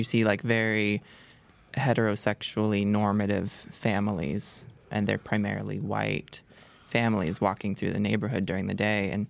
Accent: Seattle, Washington, United States; now in Chicago, United States; I grew up in Seattle in a suburb

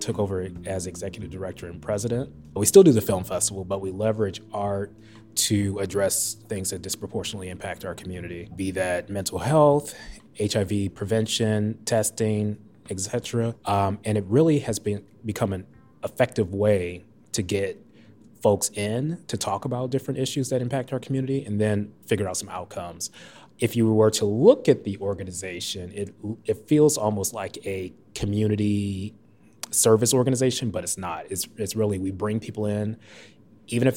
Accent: St. Louis, Missouri, United States; moved away as an adult; also born or lived in Edgewater, Chicago; now in Chicago, United States; I am originally from St. Louis, Missouri.

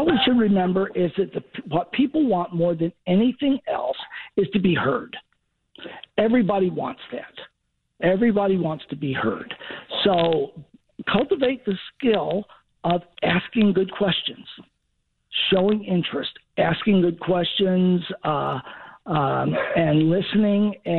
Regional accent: Chicago, Illinois, United States; moved away; also born or lived in Southern United States; even though I grew up in Chicago, I'm a Southerner by family and most of my life

